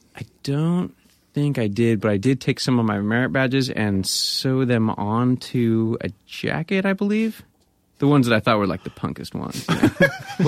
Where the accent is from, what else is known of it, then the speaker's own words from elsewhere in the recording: Grass Valley, California, United States; moved away; also born or lived in Bay Area; I grew up in Grass Valley